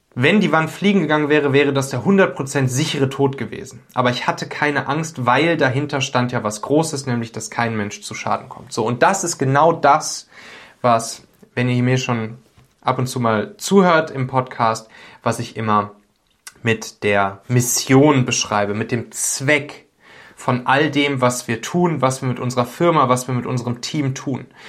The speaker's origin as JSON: {"language": "German", "region": "Rhineland", "country": "Germany", "said": "Ich komme ja aus dem Rheinland, also ein bisschen nördlicher als, äh, der Region, wo es da am schlimmsten war."}